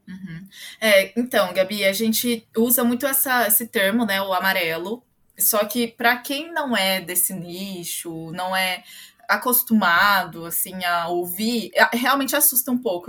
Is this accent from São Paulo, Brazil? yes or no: no; Londrina, Paraná, Brazil; Eu sou brasileira, sou londrinense. Eu nasci em Londrina e moro aqui até hoje